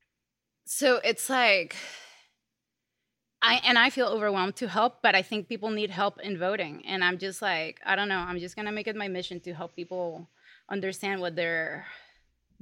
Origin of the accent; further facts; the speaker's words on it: Venezuela; now in United States; I come from Venezuela